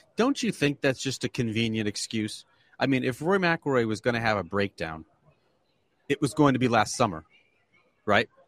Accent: Canandaigua, New York, United States; I was I was raised in Canandaigua, New York, which is part of the Finger Lakes, about 30 minutes south of here

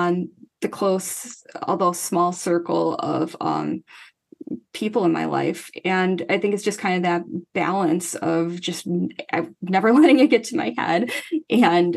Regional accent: Chicagoland area, Illinois, United States; I'm not from Chicago itself. I'm from a suburb, but I'm from the Chicagoland area

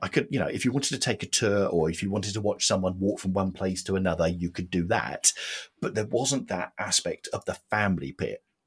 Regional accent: Watford, East of England, United Kingdom; I was brought up in Watford.

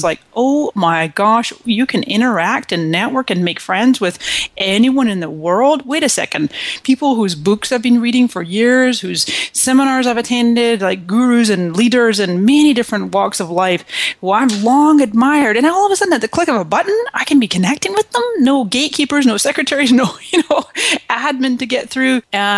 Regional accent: Scotland, United Kingdom; also born or lived in Canada; now in United States; And so I came to this country in 1999 from Scotland, mm-hmm. and before that I was born in Canada.

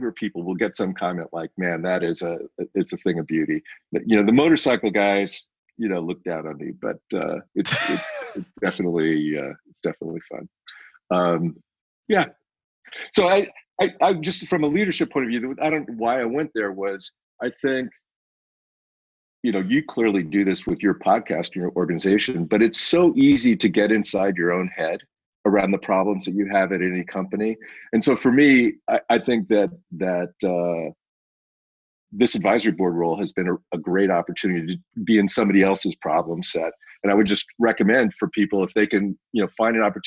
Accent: Silicon Valley, California, United States; my hometown here in Silicon Valley

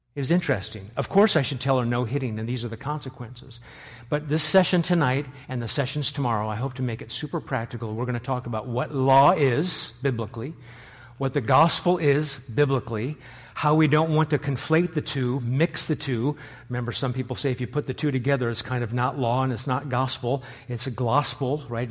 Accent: Nebraska, United States; moved away as an adult; now in New England, United States; I am from Nebraska

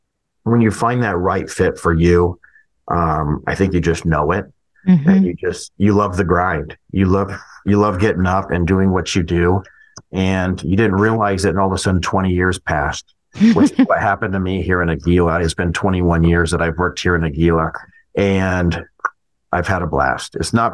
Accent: Ohio, United States; moved away; But again, I came from Ohio.

